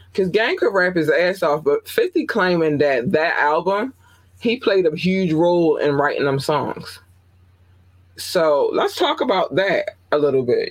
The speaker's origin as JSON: {"language": "English", "town": "Baltimore", "region": "Maryland", "country": "United States", "said": "I'm from Baltimore."}